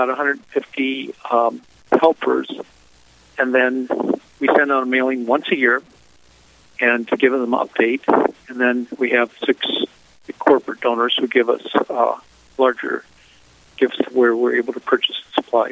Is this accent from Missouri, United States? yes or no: yes; St. Charles, Missouri, United States; I grew up in Catholic schools in St. Charles, Missouri